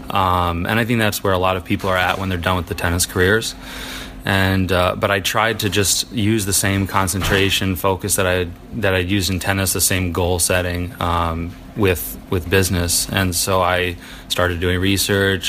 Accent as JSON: {"language": "English", "town": "Milwaukee", "region": "Wisconsin", "country": "United States", "tie": "born or raised there", "said": "I grew up in Milwaukee, Wisconsin, training out of there"}